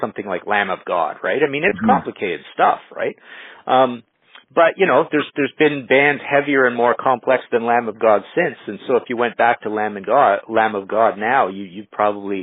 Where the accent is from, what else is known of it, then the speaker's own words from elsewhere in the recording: Trail, British Columbia, Canada; also born or lived in Nelson, British Columbia; growing up in Trail and even in Nelson